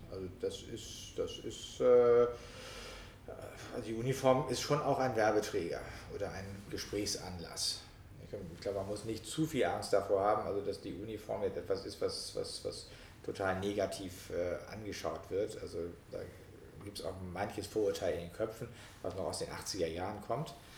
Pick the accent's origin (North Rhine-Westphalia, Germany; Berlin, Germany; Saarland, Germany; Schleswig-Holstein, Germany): Schleswig-Holstein, Germany; moved away; meiner alten Heimat, also in Schleswig-Holstein, in äh, Nordfriesland und in äh, Kiel